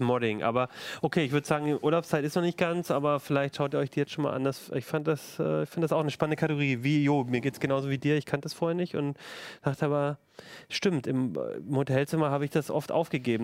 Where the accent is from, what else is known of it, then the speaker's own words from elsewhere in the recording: Germany; bei uns in Deutschland